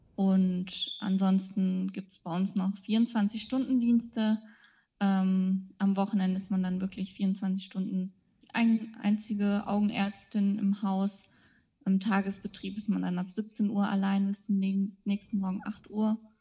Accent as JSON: {"language": "German", "town": "Radevormwald", "region": "North Rhine-Westphalia", "country": "Germany", "tie": "born or raised there", "also_born_or_lived": "Ulm", "moved": "as an adult", "lives_now": "Osnabrück, Germany", "said": "ich komme aus dem Bergischen Land, also aus der Nähe von Wuppertal, aus Rade vorm Wald. Da bin ich aufgewachsen"}